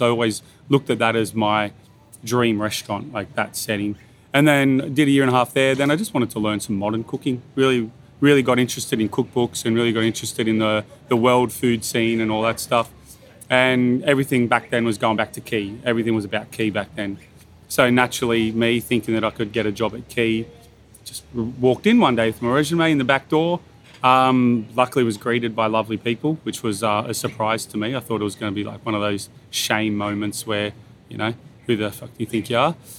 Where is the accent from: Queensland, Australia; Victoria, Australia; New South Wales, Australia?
New South Wales, Australia; Bathurst; moved away as an adult; also born or lived in Sydney; now in Byron Bay, Australia; I, I grew up in Bathurst